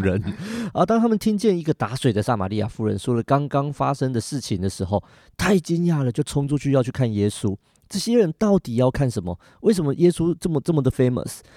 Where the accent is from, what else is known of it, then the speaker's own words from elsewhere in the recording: Taiwan; 我们台湾人很特别